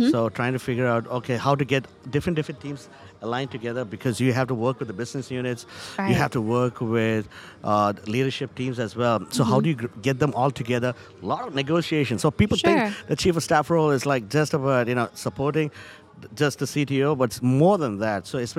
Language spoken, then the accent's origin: English; Charlotte, North Carolina, United States; So I see this happening also in the banking industry, though I'm from Charlotte.